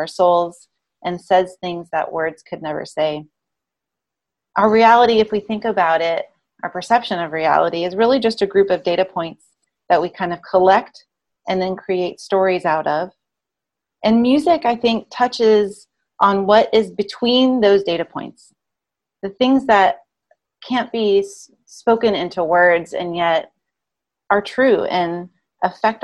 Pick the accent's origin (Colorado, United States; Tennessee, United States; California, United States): Tennessee, United States; Memphis; I grew up in Memphis, Tennessee, and I therefore was raised on gospel and blues music